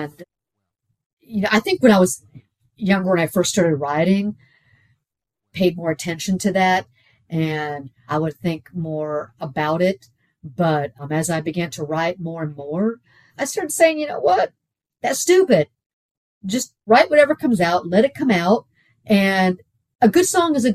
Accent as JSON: {"language": "English", "town": "Houston", "region": "Texas", "country": "United States", "tie": "born or raised there", "also_born_or_lived": "Pittsburgh, Pennsylvania", "said": "I spent most of my life in Houston"}